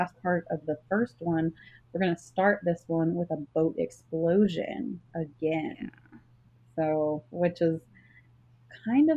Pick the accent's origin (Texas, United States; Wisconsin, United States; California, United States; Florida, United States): Texas, United States; I'm from Texas